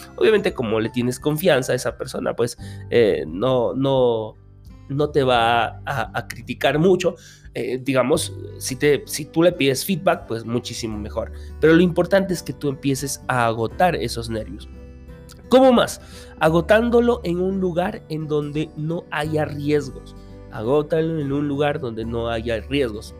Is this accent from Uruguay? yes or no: no; Peru; como decimos aquí en mi país, en Perú